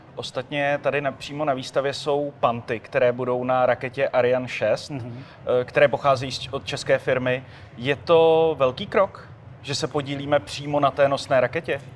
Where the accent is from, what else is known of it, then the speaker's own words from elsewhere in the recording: Czechia; my Češi